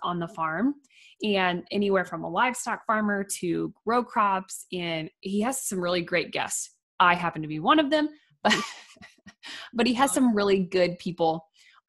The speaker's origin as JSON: {"language": "English", "region": "Missouri", "country": "United States", "said": "We're both from Missouri."}